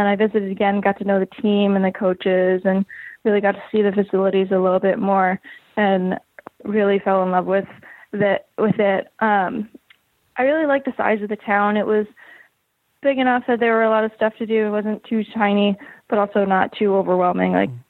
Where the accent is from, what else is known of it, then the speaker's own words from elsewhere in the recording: Cape Coral, Florida, United States; I grew up in Cape Coral, Florida.